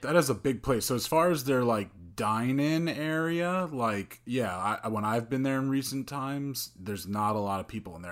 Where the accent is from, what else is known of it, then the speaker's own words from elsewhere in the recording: Bergen County, New Jersey, United States; now in Jersey City, United States; I grew up in Bergen County